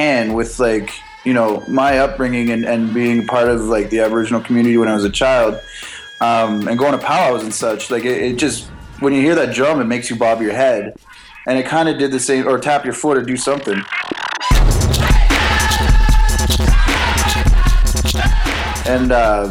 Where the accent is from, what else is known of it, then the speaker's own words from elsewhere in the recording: Nipissing First Nation, Ontario, Canada; I'm Ojibwe from Nipissing First Nations